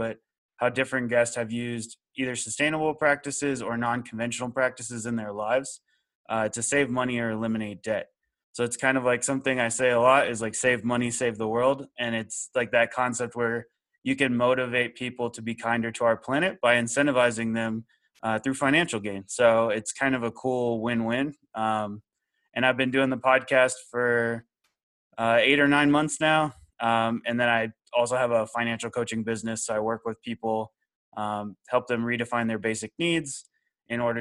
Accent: Austin, Texas, United States; moved away as an adult; also born or lived in Seattle; I'm originally from the Austin, Texas area

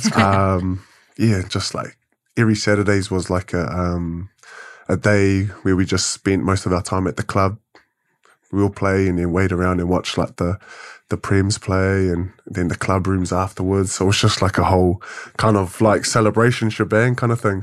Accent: Wellington, New Zealand; Born and bred in Wellington

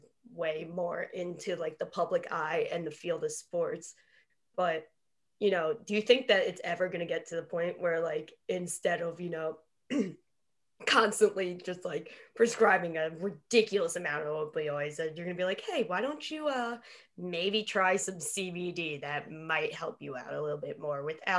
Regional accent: New York, United States; growing up in New York

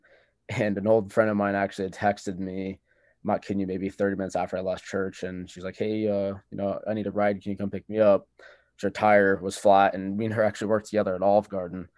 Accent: Cheyenne, Wyoming, United States; I'm from Cheyenne, Wyoming

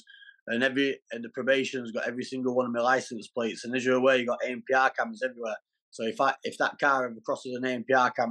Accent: Doncaster, Yorkshire and the Humber, United Kingdom; now in Derbyshire, United Kingdom; I'm from Doncaster, but I'm not in Doncaster at the minute. I'm in Derbyshire

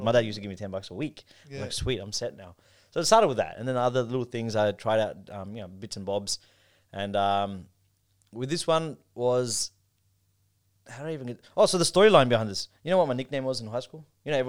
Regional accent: Pakistan; And although I'm not Arab, they just thought I'm Arab because of my looks. And I'm like, I'm from Pakistan.

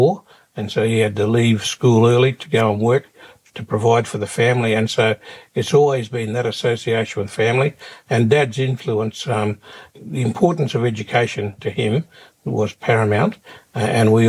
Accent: Darwin, Northern Territory, Australia; growing up in Darwin, you know, which is a great place to grow up

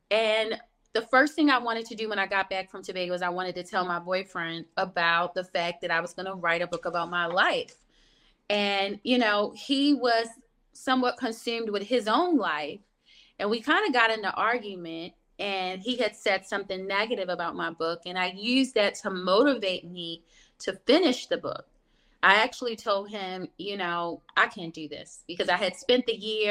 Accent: Baltimore, Maryland, United States; I grew up in Baltimore, Maryland

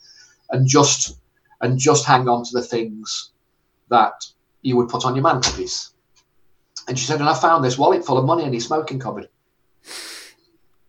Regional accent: Stoke-on-Trent, West Midlands, United Kingdom; moved away as an adult; also born or lived in Harrow; Stoke-on-Trent, which is where I'm from

